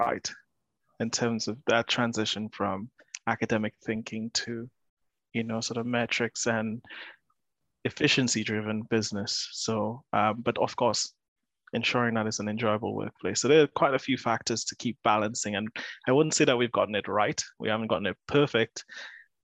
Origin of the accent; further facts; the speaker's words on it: St. Lucia; moved away as an adult; now in Bristol, United Kingdom; I'm originally from St. Lucia, so I moved quite a few thousand miles